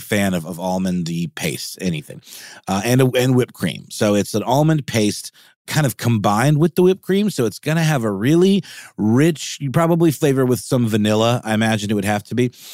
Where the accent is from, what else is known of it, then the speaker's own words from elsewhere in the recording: Augusta, Georgia, United States; moved away; there used to be one in Augusta, where, my hometown